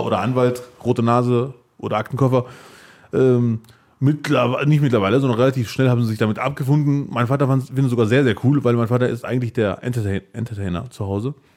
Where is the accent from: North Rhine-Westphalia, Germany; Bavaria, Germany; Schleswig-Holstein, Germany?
North Rhine-Westphalia, Germany; Bielefeld; ich bin Bielefelder, was ja auch stimmt